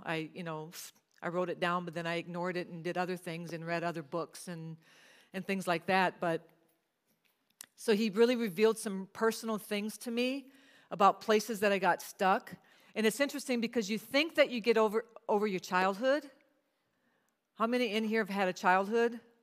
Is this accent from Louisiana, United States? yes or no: yes; Cajun, the South, Louisiana, United States; I'm from the South, so we do a lot of hankies